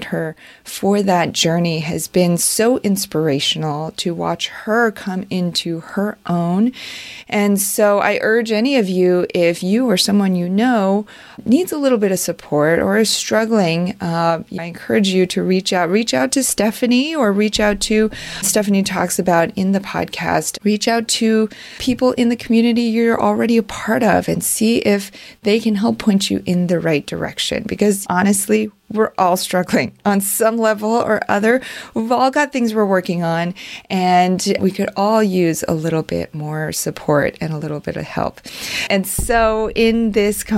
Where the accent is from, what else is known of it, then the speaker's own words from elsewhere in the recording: China; moved away; I was born in China